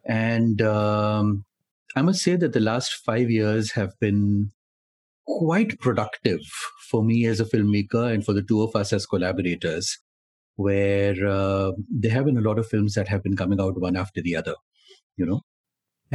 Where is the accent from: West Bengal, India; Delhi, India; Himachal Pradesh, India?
Delhi, India; I grew up in Delhi and uh, studied in Delhi